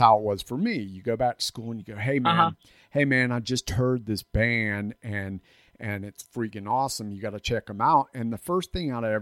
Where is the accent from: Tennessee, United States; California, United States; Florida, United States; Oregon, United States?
Florida, United States; I grew up in a Gulf Coast town down in Florida